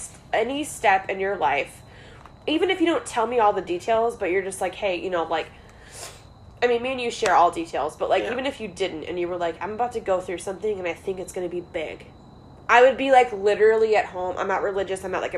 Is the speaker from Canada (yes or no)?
no; North West England, United Kingdom; accent: Northwest; I'm always like, my Northwest accent's like, balayage.